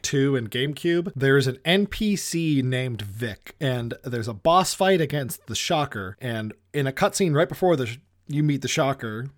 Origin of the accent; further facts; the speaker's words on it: Massachusetts, United States; I am a filmmaker from Massachusetts.